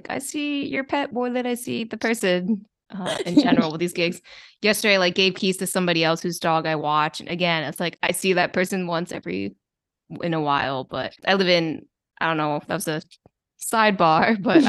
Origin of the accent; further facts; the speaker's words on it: Maryland, United States; now in Queens, United States; I grew up in Maryland, like close to DC